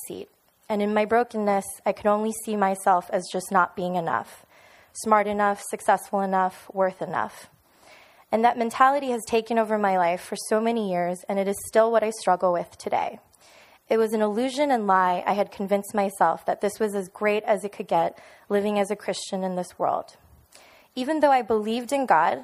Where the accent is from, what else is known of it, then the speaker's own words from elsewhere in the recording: Miami, Florida, United States; moved away as an adult; also born or lived in New York City; now in Orlando, United States; I was born and raised in Miami.